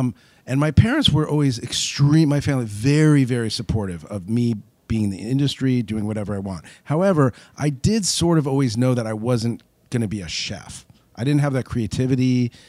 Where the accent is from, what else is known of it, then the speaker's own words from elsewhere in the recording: Beverly Hills, California, United States; Yeah, I grew up here starting when I was about 5 years old.